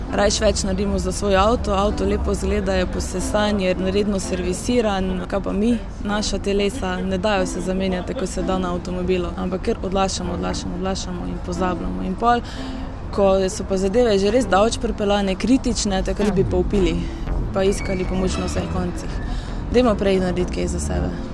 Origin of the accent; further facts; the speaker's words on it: Mozirje, Slovenia; prihajam iz Mozirja